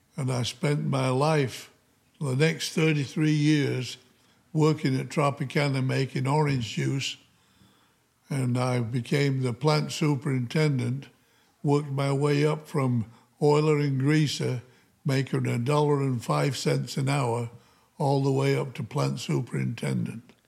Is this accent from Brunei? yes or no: no; Upton, Yorkshire and the Humber, United Kingdom; moved away as an adult; also born or lived in Featherstone, Yorkshire, England; now in United States; I started in a little coal mining village called Featherstone in Yorkshire, England. And then when we were, when I was five years old, we moved to another little um, mining town called